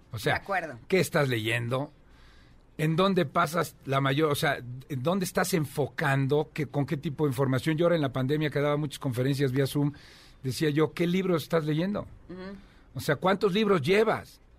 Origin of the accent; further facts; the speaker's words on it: Querétaro, Mexico; me vengo desde Querétaro